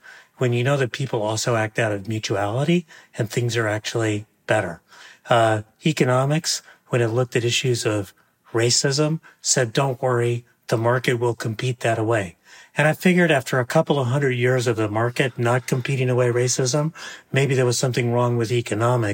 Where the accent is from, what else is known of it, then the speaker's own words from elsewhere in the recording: San Gabriel Valley, east of East Los Angeles, California, United States; I grew up in the San Gabriel Valley, east of East Los Angeles